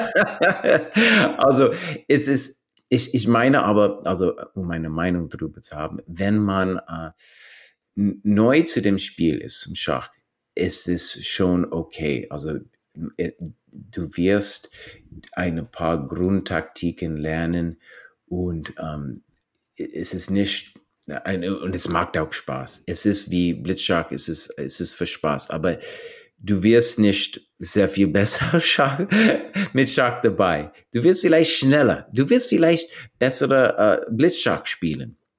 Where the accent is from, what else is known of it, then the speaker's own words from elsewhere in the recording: New Mexico, United States; German is a second language; moved away; ich bin zum Beispiel in New Mexico aufgewachsen